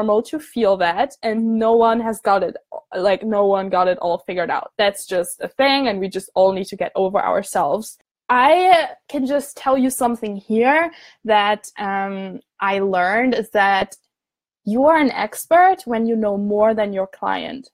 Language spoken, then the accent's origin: English; Germany; moved away as an adult; now in Scotland, United Kingdom; I'm from Germany. I'm studying abroad in Scotland.